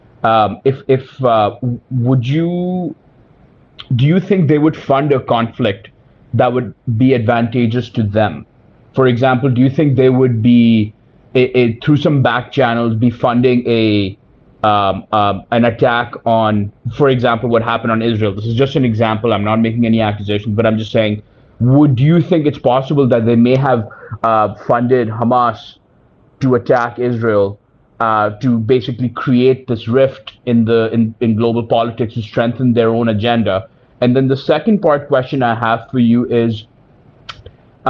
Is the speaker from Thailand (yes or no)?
no; Pakistan; now in Canada; I'm a Pakistani immigrant to Canada